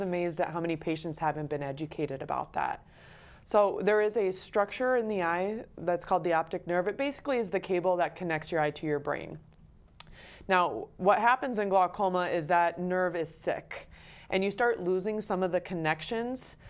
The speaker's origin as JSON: {"language": "English", "town": "Belle Fourche", "region": "South Dakota", "country": "United States", "tie": "born or raised there", "also_born_or_lived": "Detroit, Michigan", "said": "I am born and raised in South Dakota. I grew up in Belfouche"}